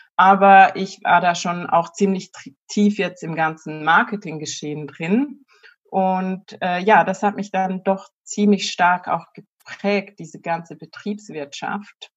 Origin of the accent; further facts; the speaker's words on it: Switzerland; moved away; also born or lived in near Zurich, Switzerland; ich komme ursprünglich aus der Bergwelt der Schweiz